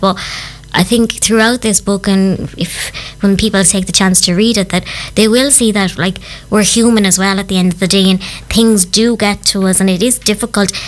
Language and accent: English; County Clare, Munster, Ireland; I am originally from County Clare